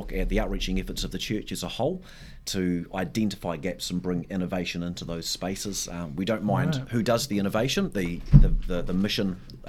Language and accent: English; South Taranaki, New Zealand; moved away as an adult; also born or lived in Singapore; now in Tauranga, New Zealand; I hail from South Taranaki, where my mum lives and my wife's family, parents live there and some siblings as well.